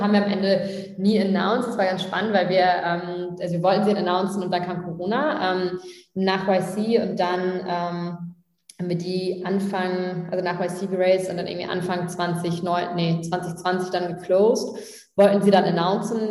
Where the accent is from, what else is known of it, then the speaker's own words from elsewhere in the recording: Tastrup, Schleswig-Holstein, Germany; Tastrup heißt das. Das sind so 400, 500 Einwohner. Ähm, das ist so fünf Kilometer vor Flensburg. Und ähm, genau, wir sind wirklich so zusammen in die Krabbelgruppe, Kindergarten